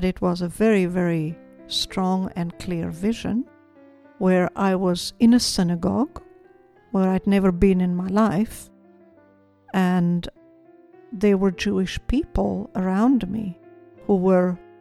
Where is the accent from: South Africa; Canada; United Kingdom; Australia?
South Africa; moved away as an adult; now in Israel; Growing up in South Africa